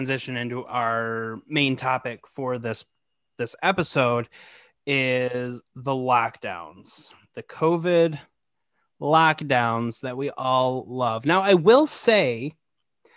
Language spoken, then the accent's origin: English; Michigan, United States; we're both from Michigan